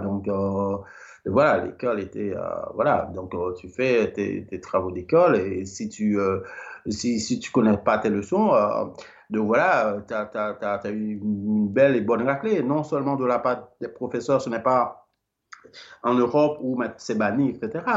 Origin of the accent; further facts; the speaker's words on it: Limbé, Nord, Haiti; now in Belgium; Je suis né à, à, à Limbé, Limbé, euh, c'est une petite ville et euh, eh ben, euh, du département du Nord